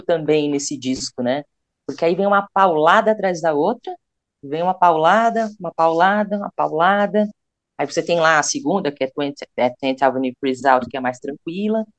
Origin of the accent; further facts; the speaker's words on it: Brazil; nós somos brasileiros